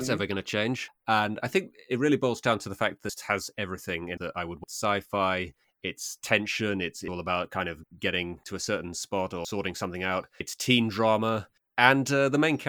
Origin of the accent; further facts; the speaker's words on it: Harrogate, Yorkshire and the Humber, United Kingdom; accent: English; my hometown, not a particularly big town, called Harrogate